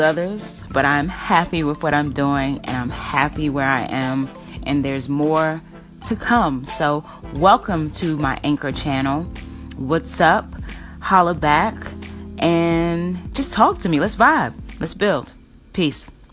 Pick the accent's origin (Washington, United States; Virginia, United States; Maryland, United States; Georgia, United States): Maryland, United States; Prince George's County; moved away as an adult; also born or lived in Brooklyn, New York / Boulder, Colorado; And I'm originally from Maryland. I grew up in PG County, aka Pretty Girl County